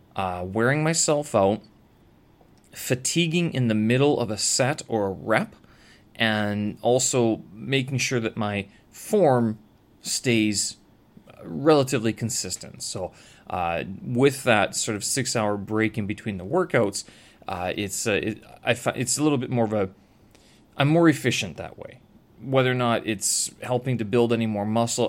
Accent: Canada; moved away as an adult; now in China; I have a Canadian passport.

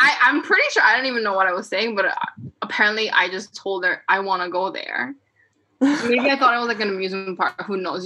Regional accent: South Korea; first language Korean; English is a second language; moved away; this was back in Korea. Um, and you know like everybody's korean i'm korean like i'm only speaking korean at this point

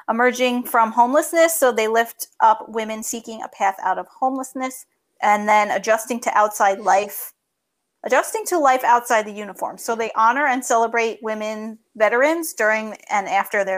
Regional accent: New York, United States; accent: New York; my New York accent.

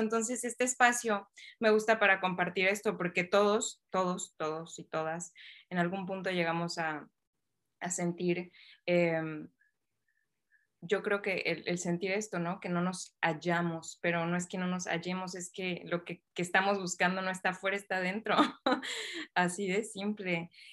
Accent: Mexico; la sociedad donde yo crecí, pues es en México

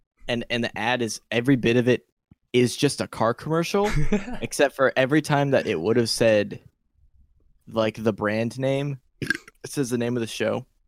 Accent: California, United States; I grew up in California

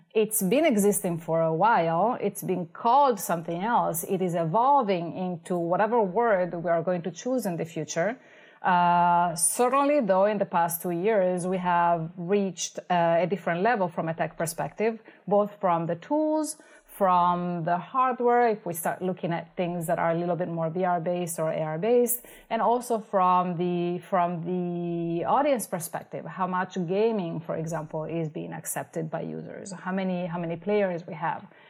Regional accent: Italy; moved away as an adult; now in Los Angeles, United States; I came from Italy for my master's in piano performance.

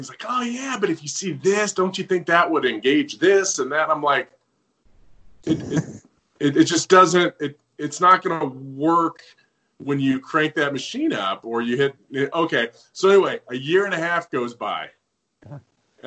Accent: Southern California, United States; I grew up with him in Southern California

